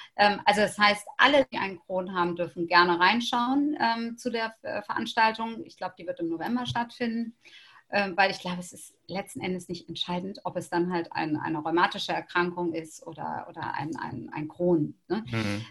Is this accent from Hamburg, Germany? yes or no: yes; Hamburg, Germany; ich als Hamburgerin